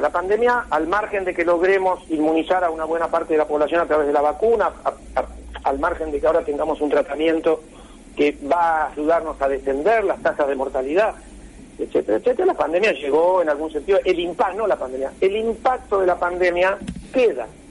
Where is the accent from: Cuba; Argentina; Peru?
Argentina